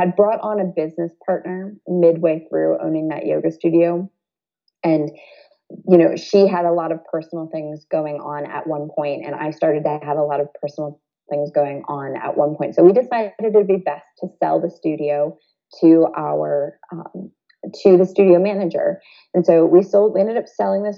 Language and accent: English; Toledo, Ohio, United States; growing up in Toledo, Ohio in the, you know, the early 80s